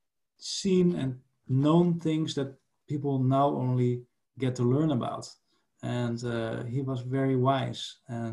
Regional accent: Netherlands; I was from the Netherlands

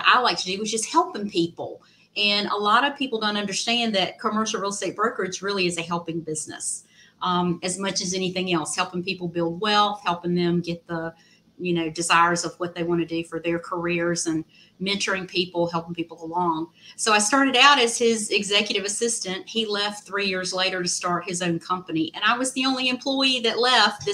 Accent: Southwest Virginia, United States; moved away as an adult; now in Raleigh, United States; where I grew up in Southwest Virginia

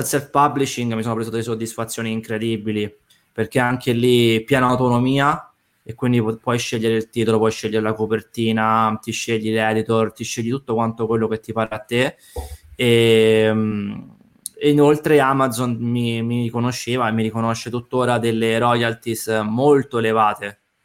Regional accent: Rome, Lazio, Italy; moved away as an adult; now in Tuscany, Italy; mi sono trasferito in Toscana in quanto sono romano, ma ho fatto questa scelta di vita da quasi sei anni ormai

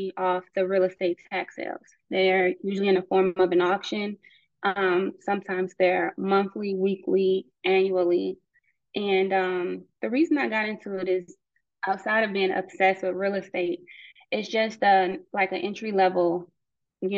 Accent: Cleveland, Ohio, United States; moved away; I'm from Cleveland, Ohio, originally. And growing up, like, my family always talked about the tax sale

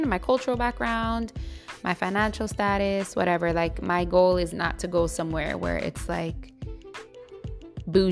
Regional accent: New York City, New York, United States; also born or lived in California; now in Brooklyn, United States; I really love the Bronx, that's been my home since I was 7 years old. I was born in California and my whole life living in the Bronx since I was seven.

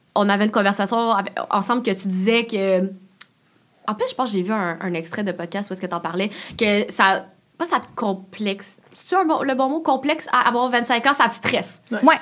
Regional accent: Laval, Quebec, Canada; moved away; je viens de Laval, puis mon chum aussi. Fait que j'étais comme, bon, on retourne à Laval

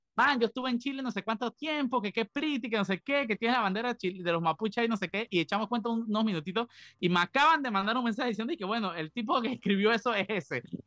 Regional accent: Panama; nosotros como panameños

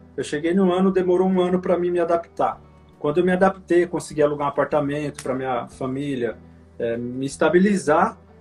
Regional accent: Indaiatuba, São Paulo, Brazil; moved away as an adult; now in California, United States; eu sou de São Paulo, nasci em São Paulo, na capital, na Zona Sul. E aí, com cinco anos, eu me mudei pro interior. Meus pais se mudaram, né, pro interior, ali pra Indaiatuba, 100 quilômetros de São Paulo, pertinho. E eu cresci lá

